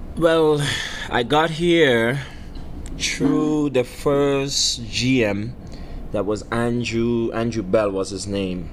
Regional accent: Trinidad & Tobago; moved away as an adult; also born or lived in Tampa, Florida; now in Memphis, United States; growing up in the in the countryside of Trinidad, uh, Miao to be exact. Miao is where I'm, I'm I'm from.

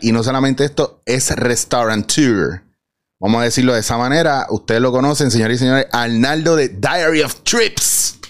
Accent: Puerto Rico; como puertorriqueños que somos

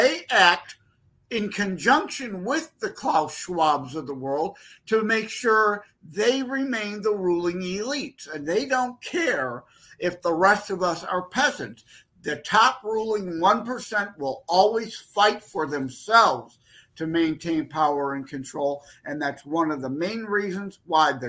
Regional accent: Detroit, Michigan, United States; I'm from the Detroit, Michigan area.

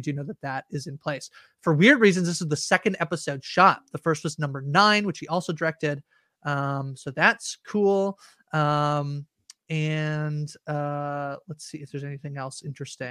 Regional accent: Canada; I'm Canadian

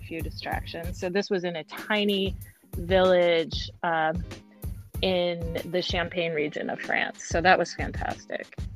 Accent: Eugene, Oregon, United States; also born or lived in Portland, Oregon; now in Seattle, United States; I grew up in a town uh, called Eugene.

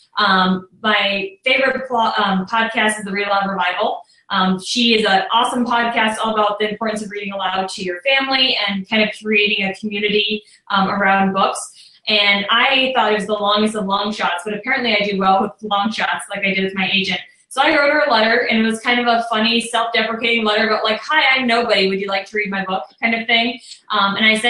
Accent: near Chicago, Illinois, United States; now in Indiana, United States; I grew up near Chicago, so I grew up looking out at Lake Michigan

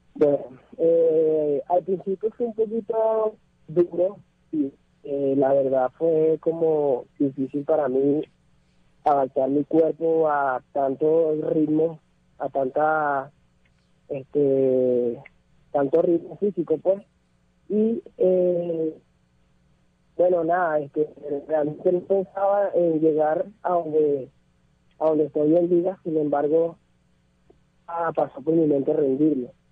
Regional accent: Caracas, Capital District, Venezuela; moved away as an adult; also born or lived in Colombia; salí de Venezuela hace alrededor de unos 6 años, eh, debido a la situación que había, bueno, yo salí hacia Colombia

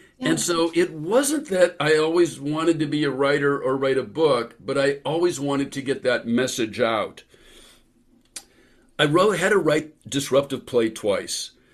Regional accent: San Francisco Bay Area, California, United States; where I grew up in the San Francisco Bay Area

